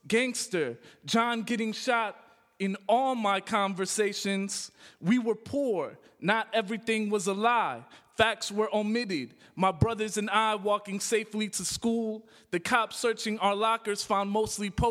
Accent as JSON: {"language": "English", "town": "Calumet City", "region": "Illinois", "country": "United States", "tie": "born or raised there", "also_born_or_lived": "Chicago, Illinois", "said": "So I was born in Chicago. I was raised in Calumet City, which is a southern suburb, south suburb of Chicago"}